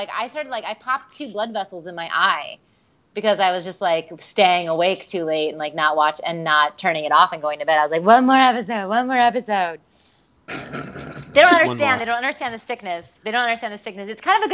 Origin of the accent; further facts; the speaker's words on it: Michigan, United States; also born or lived in New York; now in Los Angeles, United States; I'm originally from Michigan, and I lived in New York for a long time, and I'm now out in L.A.